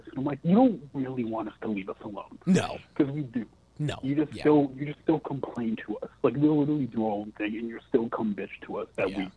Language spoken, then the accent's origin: English; Canada; I'm of Jamaican descent in Canada.